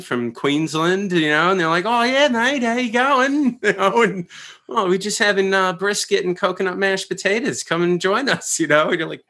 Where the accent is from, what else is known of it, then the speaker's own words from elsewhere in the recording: United States; It's me being very American and dramatic about it.